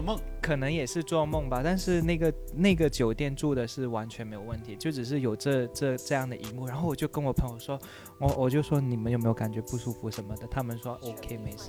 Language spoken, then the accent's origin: Chinese; China; 我们都是中国人